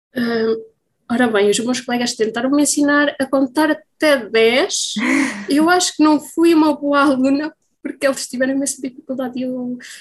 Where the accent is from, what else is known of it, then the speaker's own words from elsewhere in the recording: Coimbra, Centro, Portugal; Então, eu sou natural de Coimbra, estou a viver eh, nos arredores de Coimbra